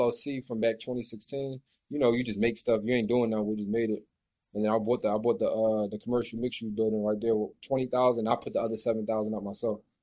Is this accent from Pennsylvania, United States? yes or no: yes; Philadelphia, Pennsylvania, United States; I'm from Philly